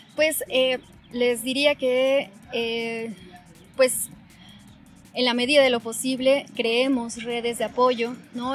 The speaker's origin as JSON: {"language": "Spanish", "town": "Toluca", "region": "State of Mexico", "country": "Mexico", "tie": "born or raised there", "said": "yo nací en el Estado de México, en Toluca"}